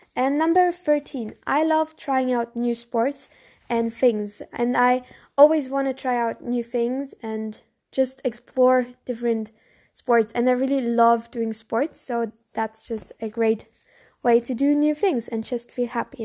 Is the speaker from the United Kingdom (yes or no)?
no; Bavaria, Germany; English is a second language; I'm from Bavaria. So Bavaria is in Germany.